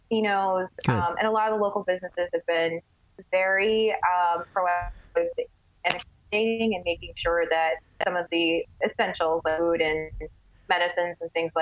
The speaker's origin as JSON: {"language": "English", "region": "California", "country": "United States", "moved": "yes", "lives_now": "Las Vegas, United States", "said": "living out here in Vegas. I'm from California"}